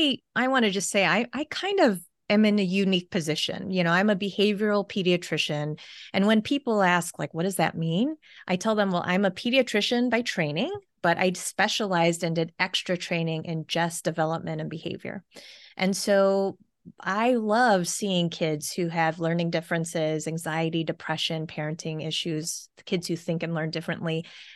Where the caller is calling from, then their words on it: Carmel, Indiana, United States; I'm calling in from Carmel, Indiana.